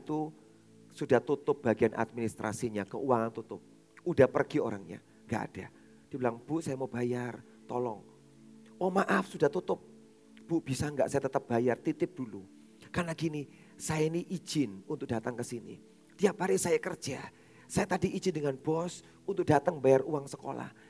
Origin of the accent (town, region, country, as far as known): Surabaya, East Java, Indonesia; born or raised there